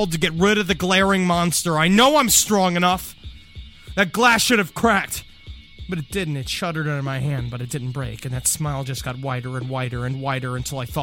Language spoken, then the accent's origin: English; New York, United States; I was at my mom's, where I grew up in New York